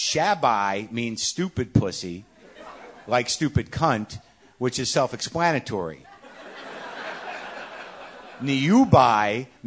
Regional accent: Canada; also born or lived in China; Disclosure, I am a Canadian white guy. I speak Chinese. Lived in China. I'm married to a Taiwanese woman.

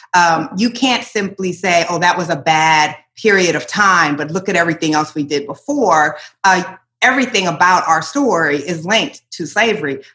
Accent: Iowa, United States; moved away as an adult; also born or lived in Portland; growing up in Iowa

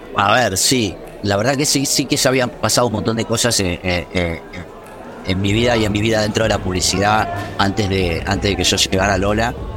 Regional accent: Argentina; moved away as an adult; now in Madrid, Spain; uno que ya tuvo la experiencia de salir del país y de moverse

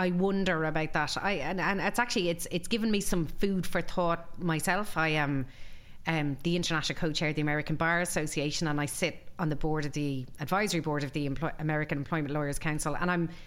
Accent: Galway, Connacht, Ireland; from Galway. That's an even smaller

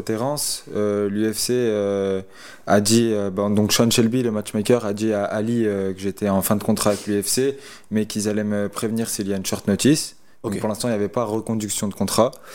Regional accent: Lyon, Auvergne-Rhône-Alpes, France; je suis resté dans ma région chez moi à Lyon

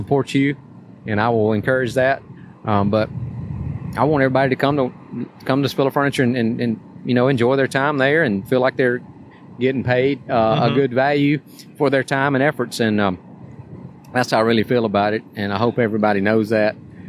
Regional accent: Tuscaloosa, Alabama, United States; I growing up in Tuscaloosa

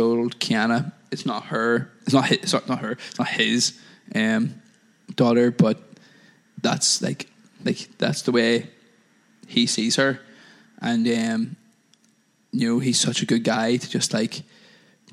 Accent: Northern Ireland, United Kingdom; moved away; I'm from Northern Ireland originally.

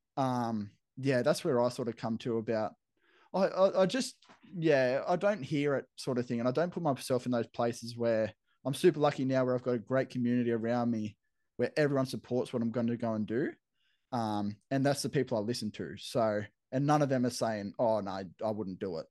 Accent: Camden, New South Wales, Australia; moved away as an adult; now in Brisbane, Australia; growing up in Camden where I grew up

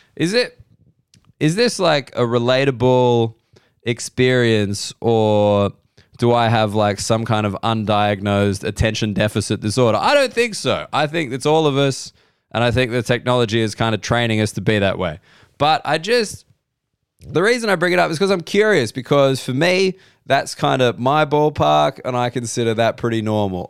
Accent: Sydney, New South Wales, Australia; Sydney's my hometown

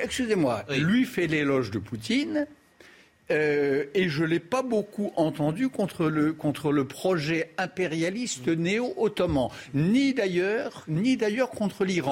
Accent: France; je suis français

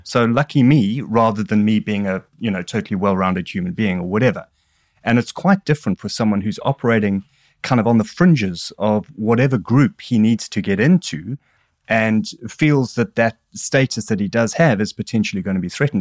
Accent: Durban, KwaZulu-Natal, South Africa; accent: South African; moved away as an adult; now in England, United Kingdom; as a South African, I had a bizarre upbringing in that I grew up under apartheid

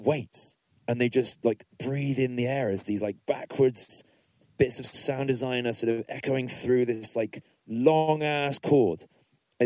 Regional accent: Middlesex, London, United Kingdom; I'm from Middlesex

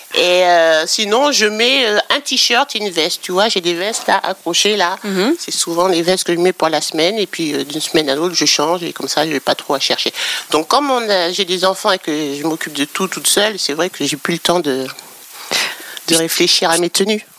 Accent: Normandy, France; moi, j'ai grandi en Normandie

